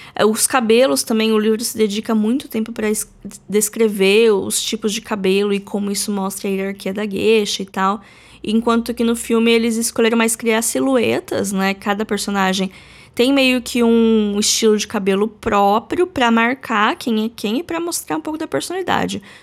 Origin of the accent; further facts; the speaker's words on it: Brazil; A gente, como brasileiro